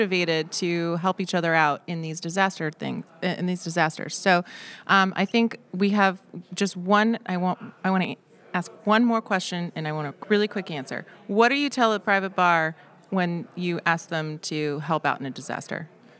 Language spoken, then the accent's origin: English; Florida, United States; I mean, I'm from Florida, and when Hurricane Irma hit, one of my offices flooded entirely